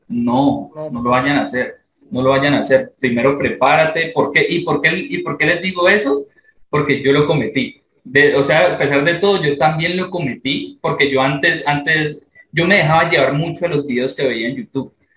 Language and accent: Spanish; Palmira, Valle del Cauca, Colombia; yo soy de Palmira, Valle, Colombia